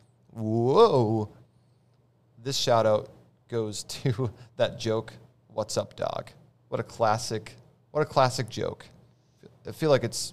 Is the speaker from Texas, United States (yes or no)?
no; Roseau, Minnesota, United States; I grew up in Roseau